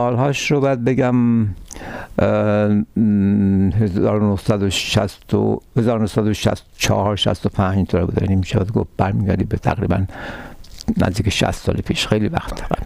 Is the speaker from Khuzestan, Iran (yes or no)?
no; Tehran, Tehran Province, Iran; moved away as an adult; now in Canada; من در ایران متولد در تهران متولد شدم و تحصیلاتم هم در تهران بود اونجا بزرگ شدم